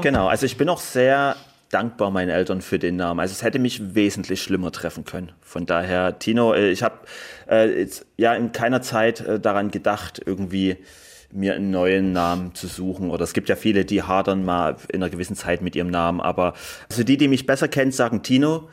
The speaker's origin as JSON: {"language": "German", "country": "Germany", "said": "ich komme aus Deutschland"}